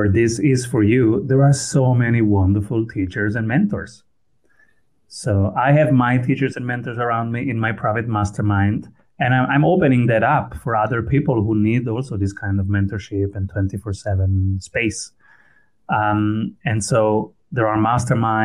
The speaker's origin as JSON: {"language": "English", "country": "Italy", "tie": "born or raised there", "also_born_or_lived": "Austria", "first_language": "Italian", "second_language": "English", "moved": "yes", "lives_now": "Vienna, Austria", "said": "So I was born in Italy. My first language was Italian. And then I went to Austria."}